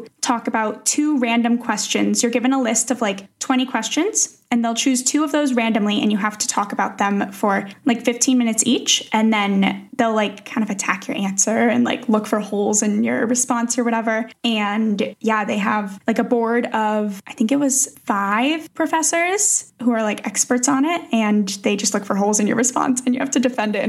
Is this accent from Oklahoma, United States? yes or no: no; Connecticut, United States; moved away as an adult; now in Czech Republic; I am originally from Connecticut, but I moved to the Czech Republic almost